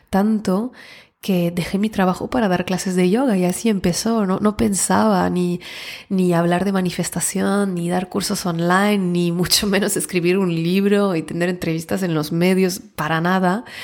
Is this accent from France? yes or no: yes; France; also born or lived in Barcelona, Spain / Switzerland / Mexico; yo vengo de Francia, antes de Barcelona vivía, eh, he vivido un poco en Suiza y luego antes en México por temas de trabajo